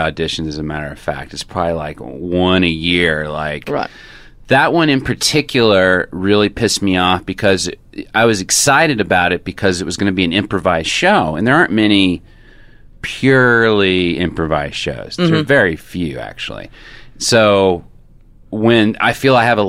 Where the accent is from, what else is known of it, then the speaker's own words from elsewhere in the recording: United States; I'm an American